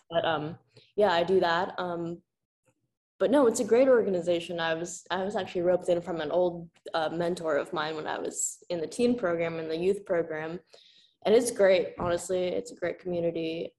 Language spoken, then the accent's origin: English; Hunan, China; You just said Hunan, right? Randomly? I am from Hunan.